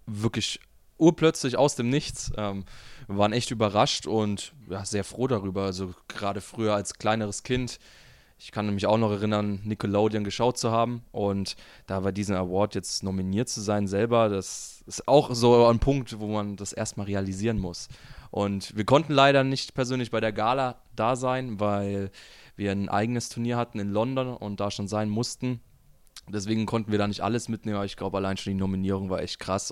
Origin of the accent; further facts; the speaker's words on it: Germany; ich als Deutscher